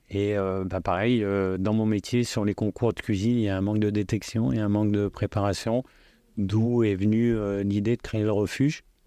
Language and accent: French; Lyon, Auvergne-Rhône-Alpes, France; je suis lyonnais, mais je suis plus citoyen du monde